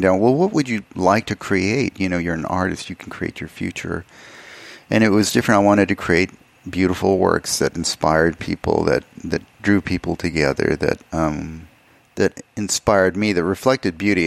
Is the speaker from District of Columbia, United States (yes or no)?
no; El Paso, Texas, United States; moved away as an adult; also born or lived in Alamogordo, New Mexico / Austin, Texas / Los Angeles; I grew up in El Paso, Texas. I was born in Alamogordo, New Mexico, which is about 60 miles away.